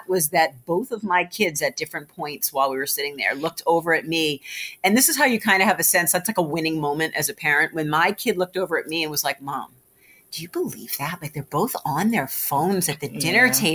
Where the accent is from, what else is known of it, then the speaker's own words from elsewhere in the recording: Marblehead, Massachusetts, United States; Deb and I have been friends since the fourth grade. And we grew up in Marblehead together